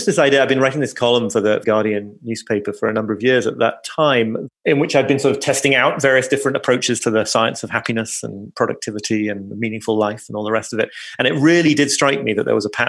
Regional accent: United Kingdom; being British

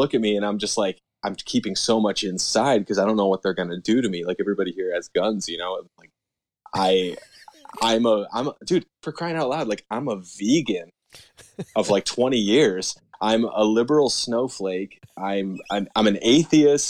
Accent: United States; I am from the United States

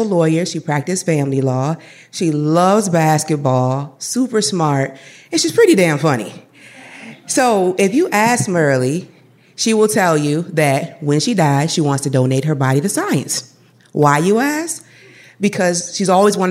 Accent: Madison, United States; I grew up in Madison, where I primarily lived with my mom

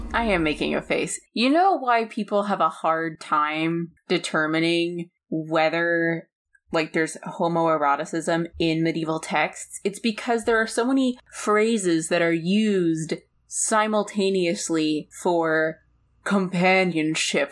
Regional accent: United States; also born or lived in Ireland; I'm an American

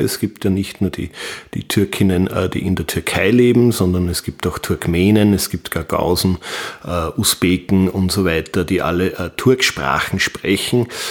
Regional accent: Wels, Upper Austria, Austria; ich komme aus Wels in Oberösterreich

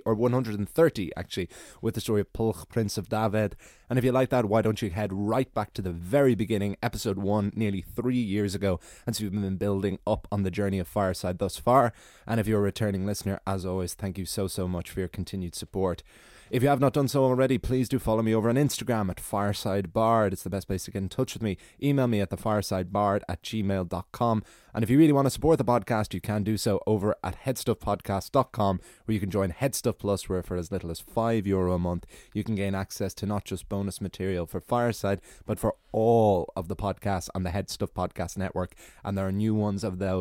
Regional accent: Ireland; as an Irish man

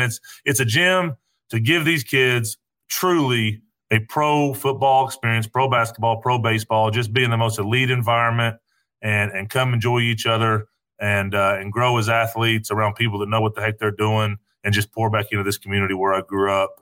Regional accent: Knoxville, Tennessee, United States; back home where I where I grew up here in Knoxville

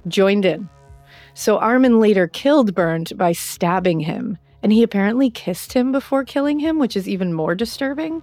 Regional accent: United States; I'm American

